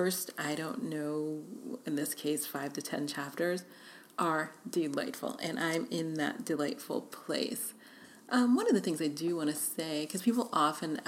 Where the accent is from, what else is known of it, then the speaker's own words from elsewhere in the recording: New York City, New York, United States; moved away as an adult; also born or lived in Budapest; now in Los Angeles, United States; I grew up in New York City